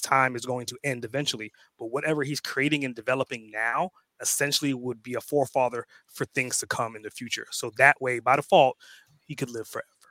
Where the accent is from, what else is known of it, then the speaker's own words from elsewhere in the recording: New York, United States; also born or lived in Trinidad and Tobago; now in Atlanta, United States; I was born in, in Trinidad and Tobago. I grew up in New York, way of Atlanta right now